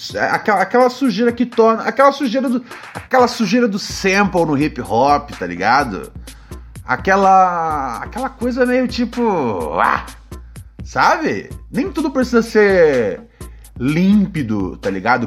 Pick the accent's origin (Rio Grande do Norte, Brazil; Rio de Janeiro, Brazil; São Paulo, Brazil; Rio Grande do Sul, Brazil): Rio de Janeiro, Brazil; moved away as an adult; já saí do Rio de Janeiro já tem já uns 10 anos